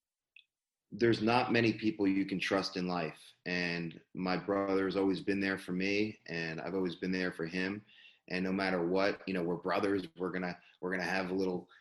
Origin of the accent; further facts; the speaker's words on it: New Jersey, United States; moved away; also born or lived in Cooper City, Florida; I'm from New Jersey, and my family, we moved down to South Florida over 25 years ago